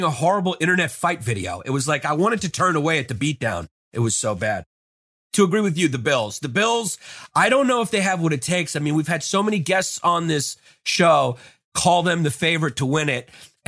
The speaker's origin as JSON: {"language": "English", "region": "New York", "country": "United States", "said": "I'm from New York"}